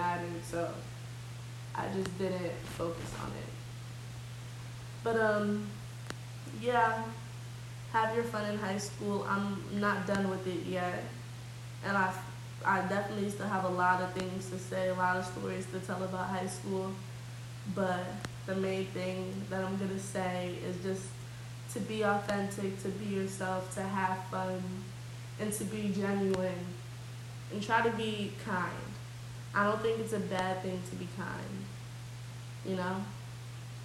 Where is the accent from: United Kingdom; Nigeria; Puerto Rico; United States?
Nigeria; I'm Nigerian.